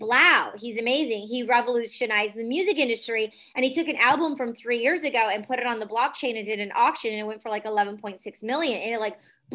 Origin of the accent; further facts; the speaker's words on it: Detroit, Michigan, United States; I grew up in Detroit, EDM scene